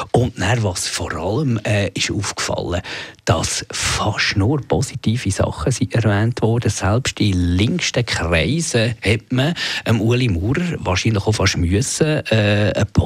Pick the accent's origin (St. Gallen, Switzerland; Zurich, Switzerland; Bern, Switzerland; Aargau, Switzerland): Bern, Switzerland; Bümpliz; Nein, Pümplitz ist ja das Quartier von Bern.